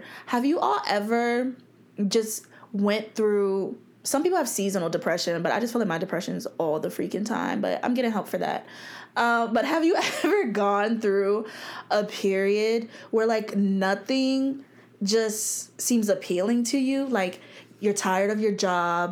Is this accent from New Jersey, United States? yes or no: yes; New Jersey, United States; now in Virginia Beach, United States; I grew up in New Jersey